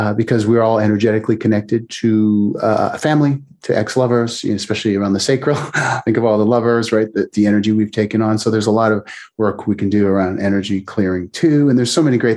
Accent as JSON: {"language": "English", "country": "Canada", "moved": "yes", "lives_now": "United States", "said": "I'm originally Canadian, but I'm in the US."}